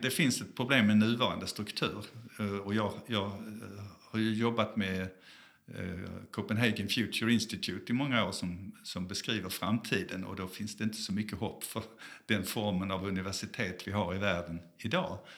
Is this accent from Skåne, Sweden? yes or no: yes; Malmö, Skåne, Sweden; moved away as an adult; also born or lived in South Africa; now in Gothenburg, Sweden; är född i Malmö